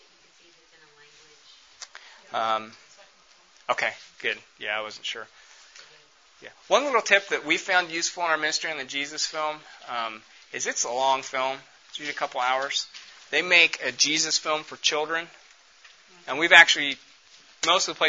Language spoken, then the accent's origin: English; United States